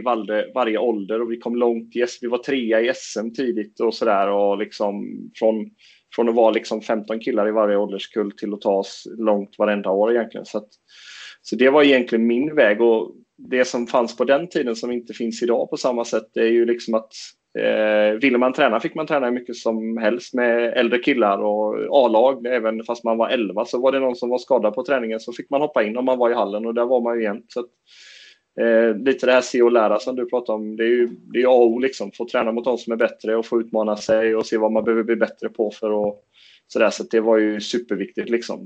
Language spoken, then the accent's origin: Swedish; Fagerhult, near Jönköping, Jönköping County, Sweden; vi kom ju från en förening, förening på den tiden hette Brandstorp men numera heter den Fagerhult